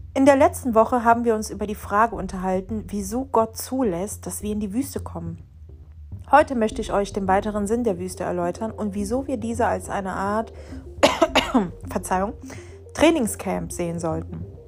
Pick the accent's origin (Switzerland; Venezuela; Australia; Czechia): Venezuela; now in Germany; in meinem Heimatland in Venezuela